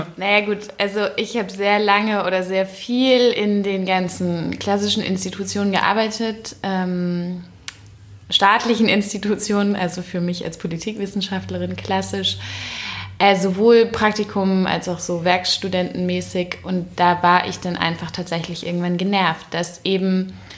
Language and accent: German; Berlin, Germany; also born or lived in Frankfurt; dann komme ich ja aus Berlin